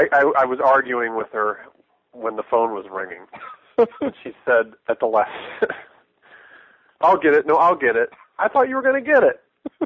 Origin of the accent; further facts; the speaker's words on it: St. Louis, Missouri, United States; moved away as an adult; also born or lived in Kentucky; now in Mississippi, United States; I grew up in St. Louis